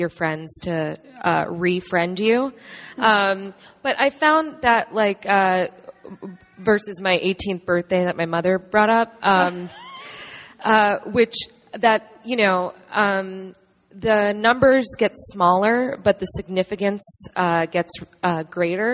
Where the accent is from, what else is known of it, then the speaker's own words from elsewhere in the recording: New York, United States; I grew up in New York